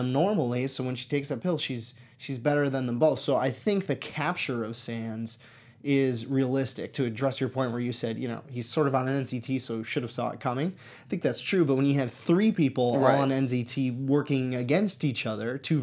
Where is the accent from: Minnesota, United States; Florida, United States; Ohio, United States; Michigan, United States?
Michigan, United States; now in Los Angeles, United States; I grew up in Michigan